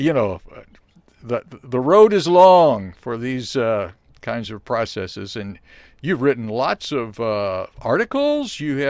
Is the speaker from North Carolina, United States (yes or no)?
no; Columbia, Missouri, United States; And I grew up on South Garth.